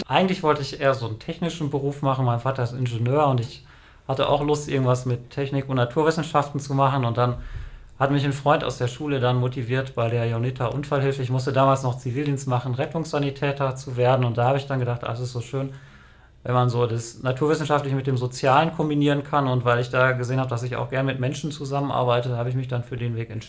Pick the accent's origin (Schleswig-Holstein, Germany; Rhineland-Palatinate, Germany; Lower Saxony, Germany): Lower Saxony, Germany; bin dann halt wieder zurückgekehrt hier in die Region, also sozusagen meine Heimatregion